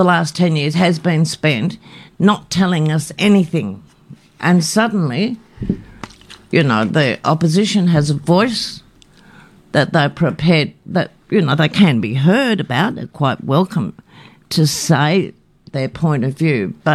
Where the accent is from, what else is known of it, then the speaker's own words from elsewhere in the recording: Australia; I was born in Australia